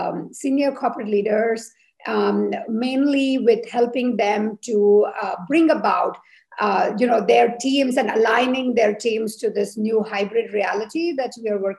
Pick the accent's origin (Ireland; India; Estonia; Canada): India; moved away as an adult; now in Switzerland; I'm of Indian origin. I'm a biomedical engineer. I have lived now in Switzerland for 20 years.